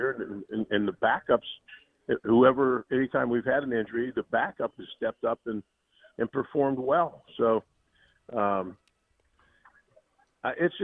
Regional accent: Pittsburgh, Pennsylvania, United States; moved away; I grew up in around Pittsburgh

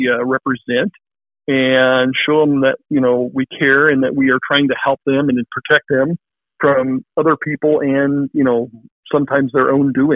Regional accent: Clarinda, Iowa, United States; I was born here in Clarinda. I went to Clarinda Schools and graduated from there

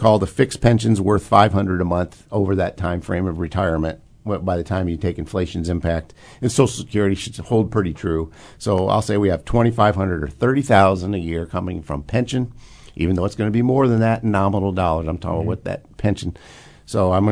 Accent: Illinois, United States; I'm from Illinois

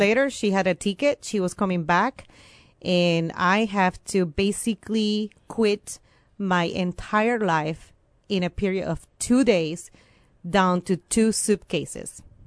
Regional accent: Venezuela; first language Spanish; English is a second language; moved away as an adult; also born or lived in Champaign-Urbana, Illinois, United States; now in United States; I came originally from Venezuela

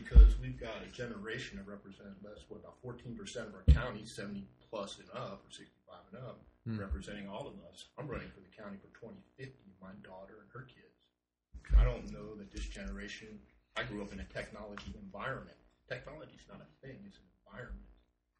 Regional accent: Upper Marlboro, Maryland, United States; now in Oregon, United States; Upper Marlboro, Maryland.

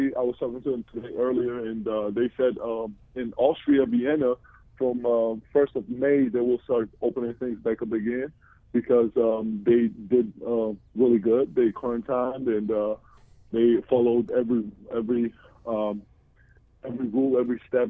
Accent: Georgia; moved away as an adult; also born or lived in New Jersey; now in United States; Republic of Georgia, which is my home country

